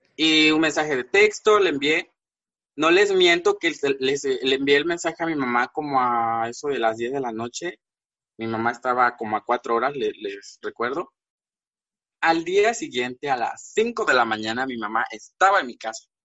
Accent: Villaflores, Chiapas, Mexico; now in Tuxtla Gutiérrez, Mexico; Yo soy de Villaflores, es una, es un pueblo, digamos que está a dos horas de la capital de aquí de Tuxtla. Ahorita radico aquí en Tuxtla, eh, pero soy originario de ese pueblo

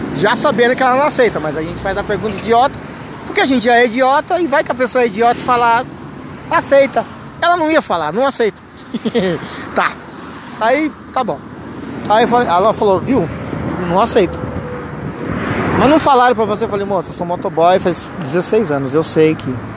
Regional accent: Vinhedo, São Paulo, Brazil; eu sou de Vinhedo

